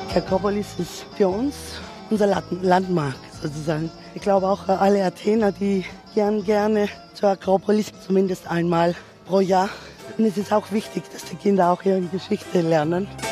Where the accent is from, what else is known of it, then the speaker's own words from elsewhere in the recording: Greece; zu uns in Griechenland